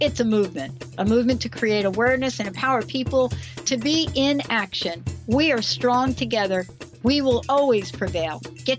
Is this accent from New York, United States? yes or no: yes; New York City, New York, United States; because I grew up in New York City, so did Nickolas.